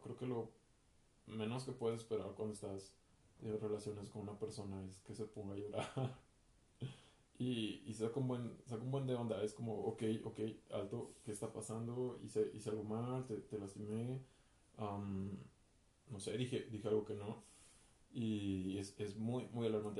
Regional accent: Mexico City, Mexico; soy de la Ciudad de México, mexicano

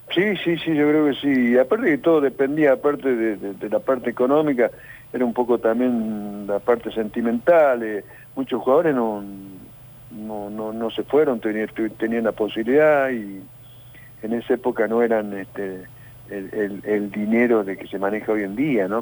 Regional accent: Argentina; also born or lived in Córdoba, Argentina; yo preferí quedarme acá porque estaba en mi país

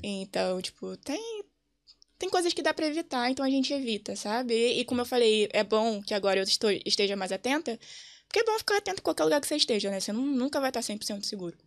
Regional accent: Rio de Janeiro, Brazil; moved away as an adult; now in Dublin, Ireland; vim do Rio

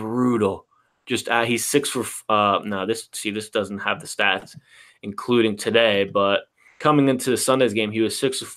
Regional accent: Florida, United States; I'm a Florida resident. I've lived in Florida my whole life

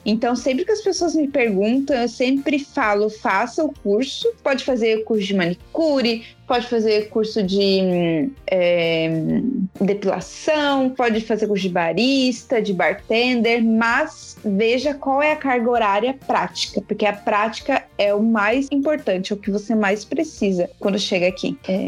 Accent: Curitiba, Paraná, Brazil; moved away as an adult; also born or lived in Florianópolis, Santa Catarina; Eu sou de Curitiba, mas eu morava em Floripa

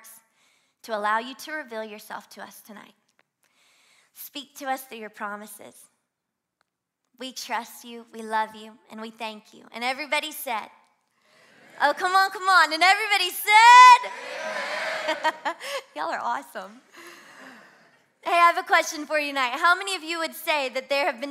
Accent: Louisiana, United States; accent: southern twang; now in Miami, United States; There's a little bit of a southern twang. I'm from Louisiana

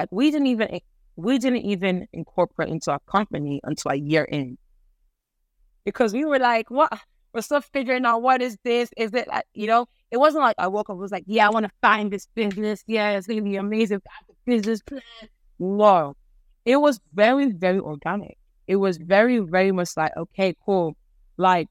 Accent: Ireland; I grew up in Ireland

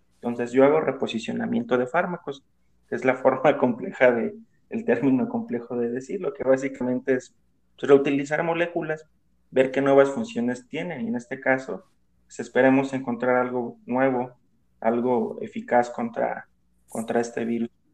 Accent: Mexico; como decimos aquí en México

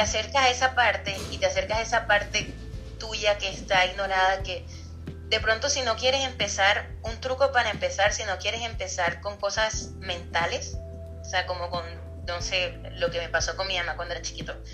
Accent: Colombia; Yo soy colombiana

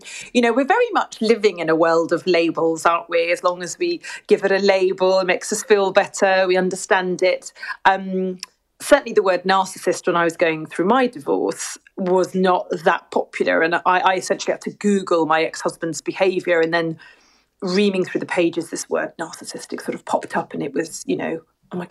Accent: Surrey, near Twickenham, South East England, United Kingdom; now in St Albans, United Kingdom; I was born and bred in the UK in Surrey, near Twickenham.

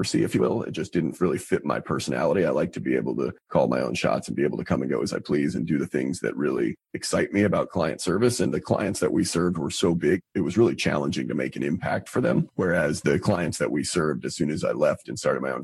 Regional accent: Albany, New York, United States; moved away as an adult; also born or lived in Boston, Massachusetts; now in Charlotte, United States; I'm originally from Albany, New York

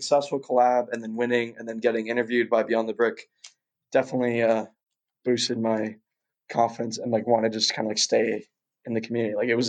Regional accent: Moscow, Russia; born there; I was born in Russia. I was born in Moscow.

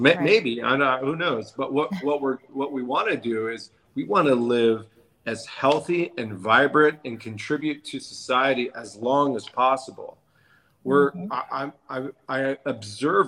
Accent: San Diego, California, United States; I'm born and raised in La Jolla, California, San Diego

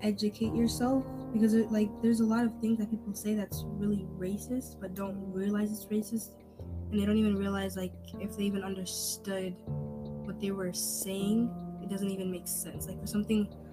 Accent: United States; I'm American, I'm Muslim

